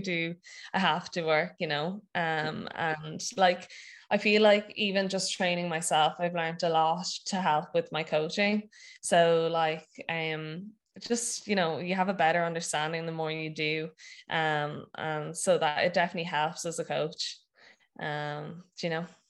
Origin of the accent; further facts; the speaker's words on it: Wexford, Leinster, Ireland; also born or lived in Maynooth / Dublin; I'm from Wexford